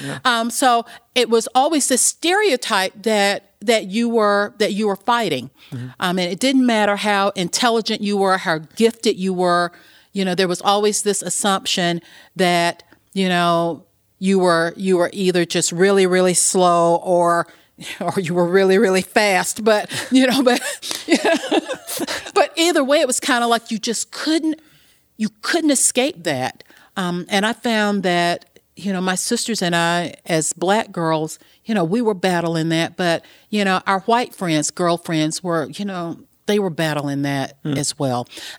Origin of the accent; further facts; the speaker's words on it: the South, Southern United States, United States; I am a Southern girl. Yeah. And growing up in the South